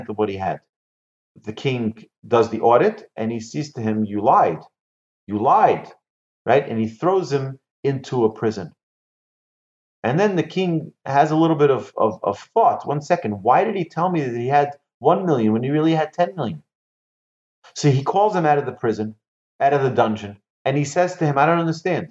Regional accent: Monsey, New York, United States; my house where I grew up in Muncie

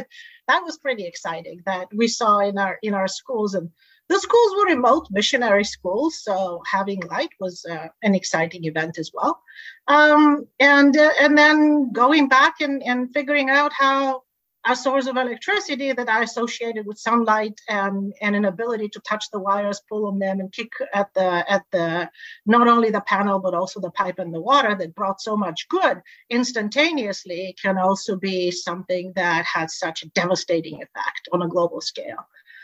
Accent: Tanzania; We moved around a lot. So I grew up in Tanzania with no electricity and no running water.

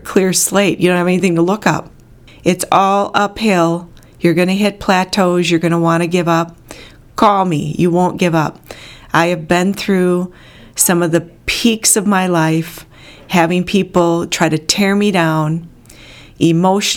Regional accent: Bloomer, Wisconsin, United States; also born or lived in Antioch, Illinois; when we moved from Antioch, Illinois to Bloomer, Wisconsin

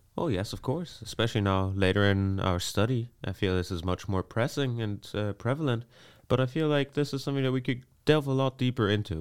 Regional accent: Vienna, Austria; moved away as an adult; now in Netherlands; I was born in Austria, in Vienna. Uh, I lived there most of my life.

